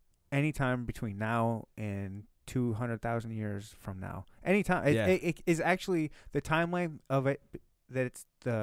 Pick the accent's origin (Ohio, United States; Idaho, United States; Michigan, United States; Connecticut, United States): Michigan, United States; I actually like the cold. I was born and raised in Michigan. Cold don't faze me.